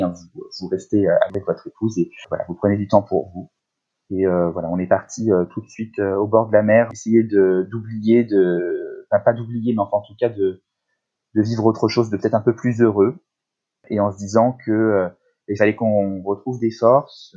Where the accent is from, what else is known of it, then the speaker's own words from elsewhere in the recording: La Baule, Pays de la Loire, France; now in Paris, France; on habite Paris, mais on était confinés euh, dans ma région natale, à La Baule